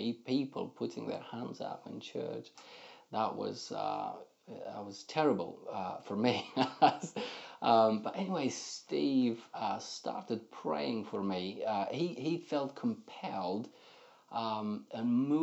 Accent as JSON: {"language": "English", "country": "Moldova", "tie": "born or raised there", "moved": "as an adult", "lives_now": "England", "said": "my entire growing up in Moldova"}